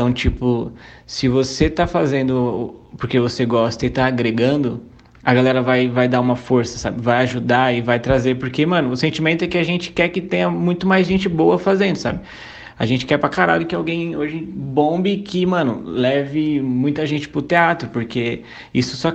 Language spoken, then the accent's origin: Portuguese; Suzano, São Paulo, Brazil; Eu sou de Suzano, mas eu passo mais tempo em Mogi.